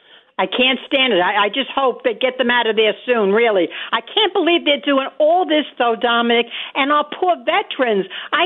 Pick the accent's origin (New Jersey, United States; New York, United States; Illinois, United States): New York, United States; New York City; I come from Greenpoint. We have a home there that's over 100 years old.